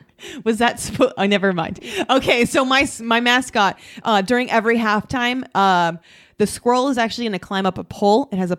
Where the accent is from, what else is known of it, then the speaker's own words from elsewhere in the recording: Orange County, California, United States; we are from Orange County and not say that we are an LA team either.